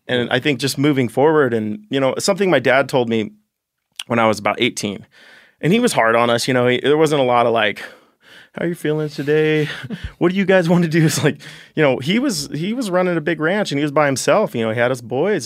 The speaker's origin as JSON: {"language": "English", "town": "Ten Sleep", "region": "Wyoming", "country": "United States", "tie": "born or raised there", "also_born_or_lived": "Jackson, Wyoming", "said": "I grew up in Wyoming my whole life"}